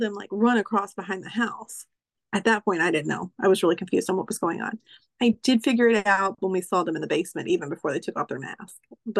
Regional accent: Kentucky, United States; I'm a 40-year-old woman. I don't know, which I'm from Kentucky

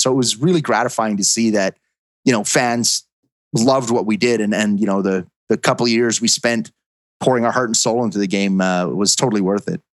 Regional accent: Edmonton, Alberta, Canada; my hometown, which was uh, Edmonton, Alberta, Canada. That's where BioWare was founded, and that's where I grew up.

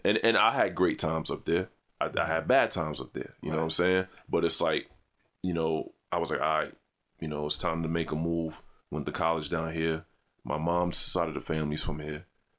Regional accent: New York City, New York, United States; Born and raised in Brooklyn.

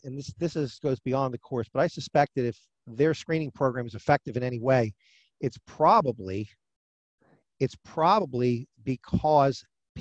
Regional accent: New Jersey, United States; My home state is New Jersey

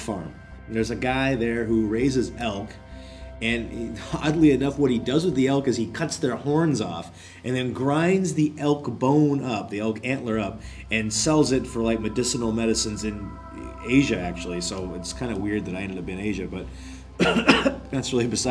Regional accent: Bigfork, Montana, United States; moved away as an adult; now in Korea; I was working in my hometown of Big Fork, Montana

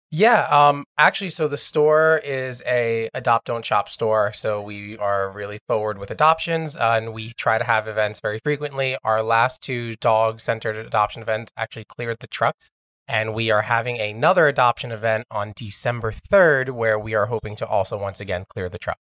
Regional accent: New York City, New York, United States; I grew up here in Astoria my entire life.

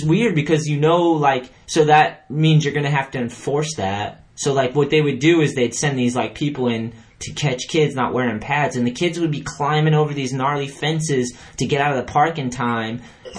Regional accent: New Hampshire, United States; I grew up in New Hampshire

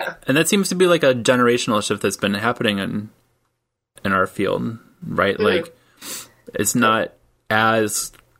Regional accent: Michigan, United States; moved away; also born or lived in Tampa, Florida; I grew up in Michigan, and so we do the thing with the mitten.

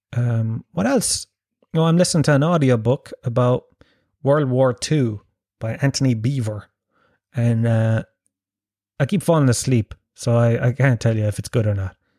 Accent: Ireland; I was born and raised in Ireland

